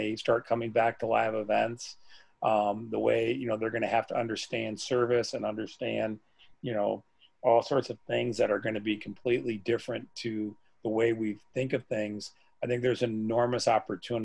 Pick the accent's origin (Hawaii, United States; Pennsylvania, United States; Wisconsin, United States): Wisconsin, United States; my hometown called Jones's.